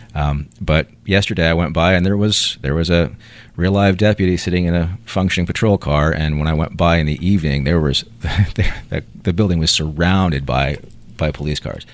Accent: Chapel Hill, North Carolina, United States; I grew up around Chapel Hill

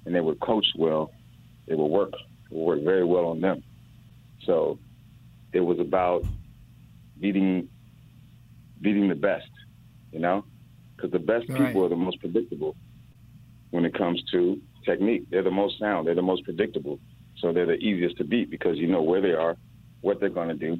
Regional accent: Miami, Florida, United States; also born or lived in Oxford, Ohio; I'm from Miami. I played at Scott Lake, Miami Pace, and Miramar

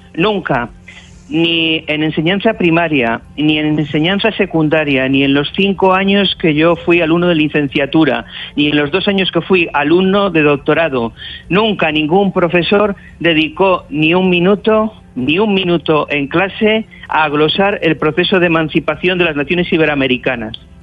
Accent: Cantabria, Spain; Yo, yo soy cántabro

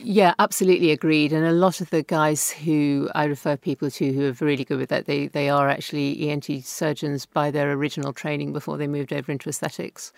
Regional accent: England, United Kingdom; being English, not Welsh

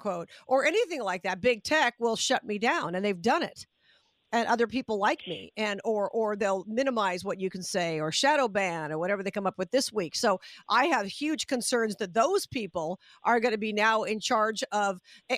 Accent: Las Vegas, Nevada, United States; I'm from Vegas

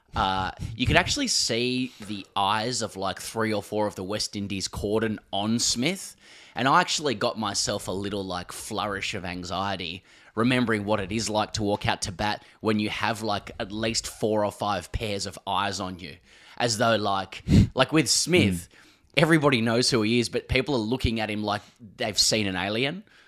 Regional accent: Australia; we're from Australia

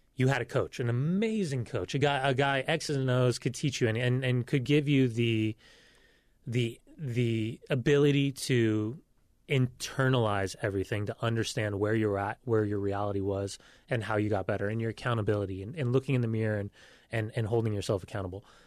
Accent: Southern California, United States; moved away; also born or lived in Salt Lake City; growing up in Southern California, my grandparents were convert Mormon.

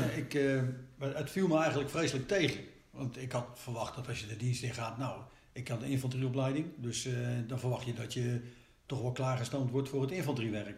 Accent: The Hague, South Holland, Netherlands; Dus ik ben geboren in, eh, in Den Haag. Maar we zijn, toen ik vier jaar was, zijn we terug naar Scheveningen verhuisd

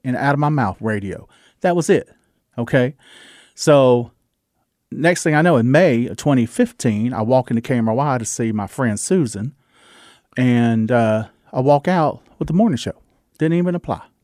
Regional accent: the South, United States; accent: Southern; my Southern accent

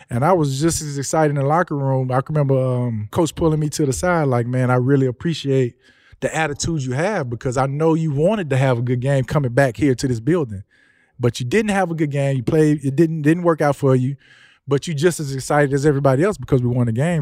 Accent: Houston, Texas, United States; also born or lived in Louisiana; me growing up in the Houston area, especially being from here

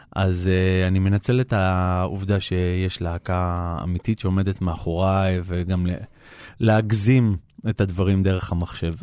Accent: Israel; אנחנו גדלנו בבית ישראלי, ההורים שלי הם אה, ילידי הארץ

